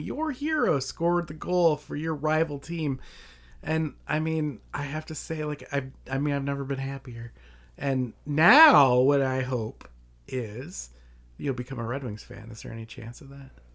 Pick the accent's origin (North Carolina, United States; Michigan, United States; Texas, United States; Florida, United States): Michigan, United States; Detroit; moved away; I grew up in Detroit